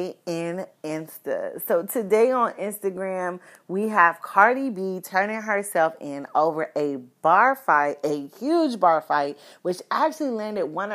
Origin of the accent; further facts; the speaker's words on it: Florida, United States; the godmother of us baddies from Florida